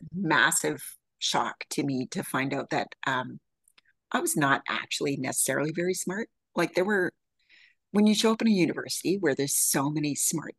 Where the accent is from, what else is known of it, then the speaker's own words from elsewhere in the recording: Yukon, Canada; moved away; So I was born and raised in the Yukon, which for your American, for anybody who doesn't know, this is just east of Alaska.